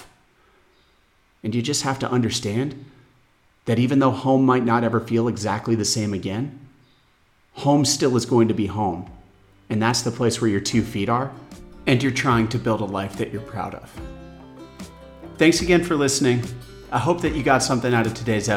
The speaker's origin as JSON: {"language": "English", "town": "Phoenix", "region": "Arizona", "country": "United States", "tie": "born or raised there", "moved": "as an adult", "lives_now": "São Miguel, Portugal", "said": "Arizona, my hometown Phoenix"}